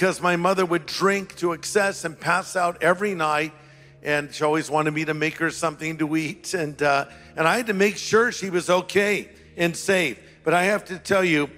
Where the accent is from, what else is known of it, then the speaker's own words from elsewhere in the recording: United States; I'm an American